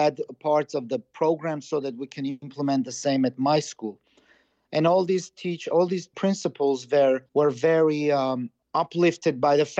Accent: Karabakh, Azerbaijan; I'm from Karabakh. Yeah, you have to understand. I'm Karabakhtsi.

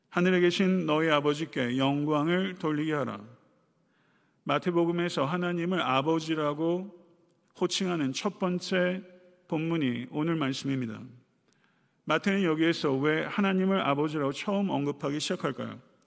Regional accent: South Korea; 우리는 한국 사람이며

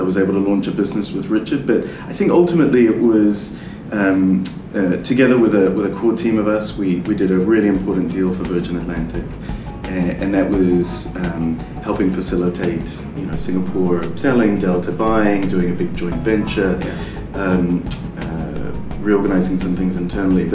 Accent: New Zealand; moved away; also born or lived in Italy / London; growing up in New Zealand

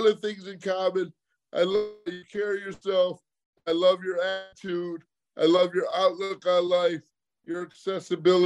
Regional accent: Michigan, United States; moved away as an adult; also born or lived in Arizona; now in South Florida, United States; I'm originally from Michigan

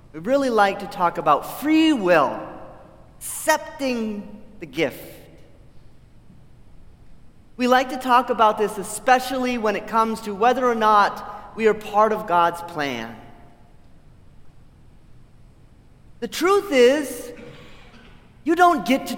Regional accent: Farmington, Maine, United States; moved away; my hometown in the state of Maine.

